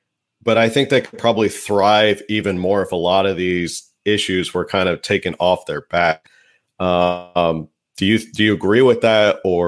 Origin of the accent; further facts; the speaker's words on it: New Jersey, United States; also born or lived in Stockton, California; now in California, United States; I'm from New Jersey originally.